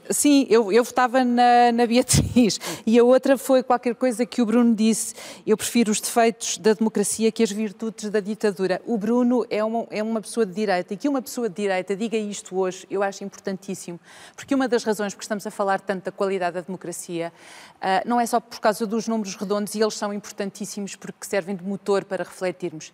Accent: Vila Real, Norte, Portugal; moved away as an adult; also born or lived in Porto; now in Lisbon, Portugal; Eu cresci numa aldeia até aos seis. A minha primeira infância é numa aldeia, tenho raízes rurais e depois vou para Vila Real, onde estou uh, praticamente até aos uh, ah, 20 anos

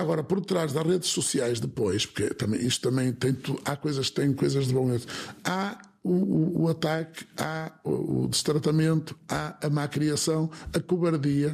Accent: Viana do Castelo, Norte, Portugal; aqui na minha terra, aqui em Viana, aqui em Vila Nova Danha, nas nossas terras

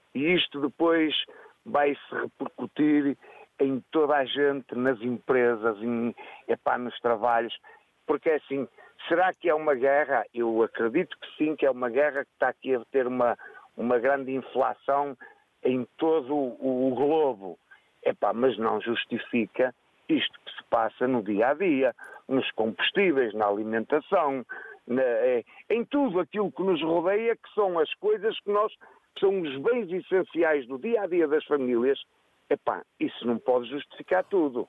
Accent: Riba de Ave, Braga, Portugal; É Ribadave, é mesmo na minha terra

